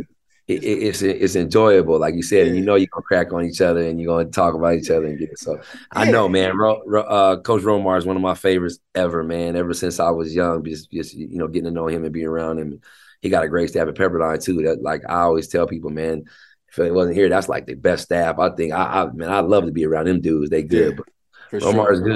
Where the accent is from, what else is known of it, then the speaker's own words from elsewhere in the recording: Tacoma, Washington, United States; also born or lived in Seattle, Washington / Federal Way, Washington; I was raised in Tacoma.